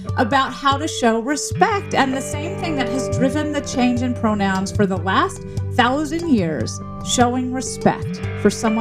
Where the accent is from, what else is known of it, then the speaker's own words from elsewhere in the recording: Memphis, Tennessee, United States; the city I grew up in, which was Memphis, Tennessee